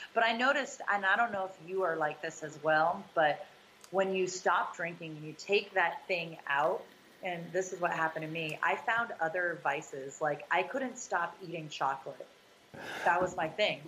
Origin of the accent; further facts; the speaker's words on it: Massachusetts, United States; we we're both from Mass